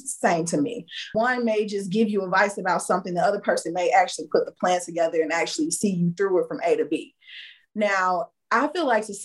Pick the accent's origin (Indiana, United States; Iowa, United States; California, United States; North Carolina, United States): Indiana, United States; moved away as an adult; now in Houston, United States; I lived in Indiana. I was raised in Indiana, and I had decided to move to Houston like in 2014.